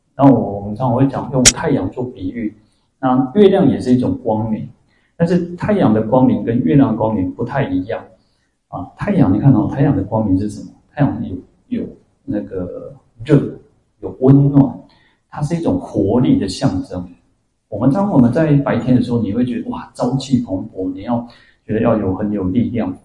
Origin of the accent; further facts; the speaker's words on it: Taiwan; 我们台湾人